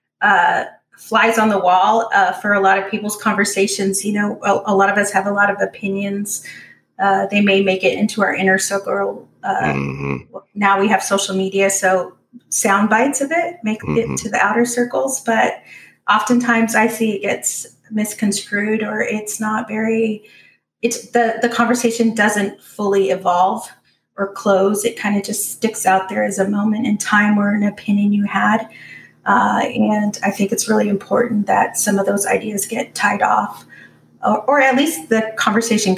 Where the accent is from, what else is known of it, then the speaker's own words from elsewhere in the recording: Orange County, California, United States; I grew up in Orange County, in California